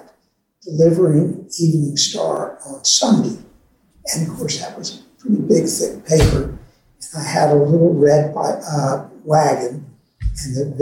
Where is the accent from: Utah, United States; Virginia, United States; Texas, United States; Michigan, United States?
Virginia, United States; Herndon; also born or lived in Leesburg, Virginia / Washington, D.C.; I was born in Leesburg, Virginia, 1939. My father had a store in Leesburg and lived in Leesburg probably till I was about two. Family moved to Washington and then moved back to Herndon, where my mother owned a store